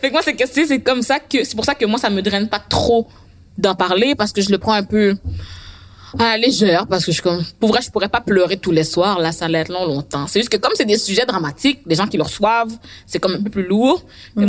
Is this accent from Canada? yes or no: yes; Quebec, Canada; je suis québécoise, mais moi, mes parents sont haïtiens